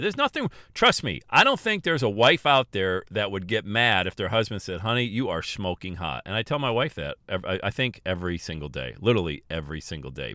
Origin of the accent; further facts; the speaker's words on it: Bradford, Pennsylvania, United States; moved away; I was born and raised in Bradford, P